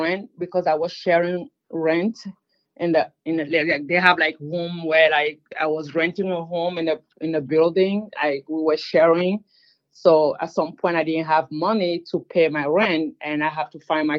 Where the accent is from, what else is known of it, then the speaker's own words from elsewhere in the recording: Cameroon; first language French; English is a second language; now in United States; me and my siblings' life when we grew up in the barrack with a father who was in the military and the war that was going on in Cameroon